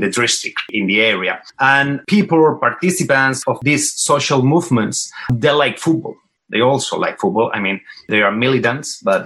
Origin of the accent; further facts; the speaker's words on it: Barcelona, Catalonia, Spain; we are from Barcelona. First, we started supporting Barca since we were children